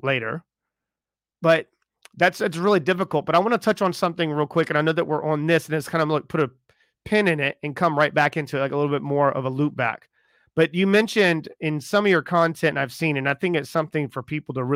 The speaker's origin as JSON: {"language": "English", "town": "Charleston", "region": "South Carolina", "country": "United States", "said": "I'm from Charleston"}